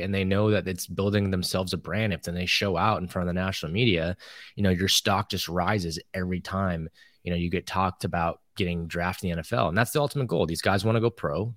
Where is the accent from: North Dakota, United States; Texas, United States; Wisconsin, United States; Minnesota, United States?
Texas, United States; when we were growing up in Texas